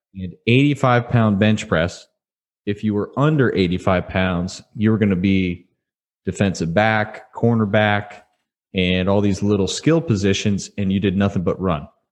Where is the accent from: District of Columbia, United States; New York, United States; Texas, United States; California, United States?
Texas, United States; Houston; I grew up in Houston area